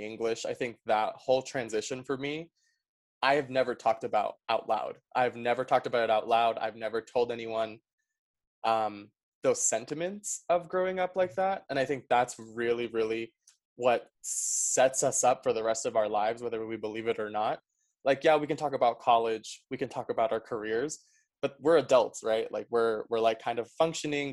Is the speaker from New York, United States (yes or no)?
yes; New York City, New York, United States; first language Spanish; English is a second language; also born or lived in Paraguay / Utah; I'm from New York City. Um, I was raised in Queens, very diverse neighborhood